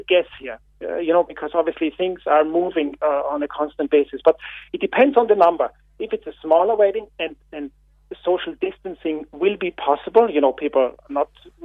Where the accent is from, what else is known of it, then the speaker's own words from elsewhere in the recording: Austria; now in Ireland; I'm not a local. You can hear my accent. I'm from Austria.